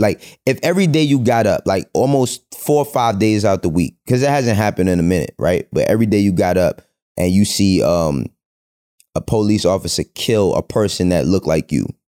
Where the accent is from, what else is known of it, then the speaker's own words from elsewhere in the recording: New York City, New York, United States; I grew up in El Barrio, Spanish Harlem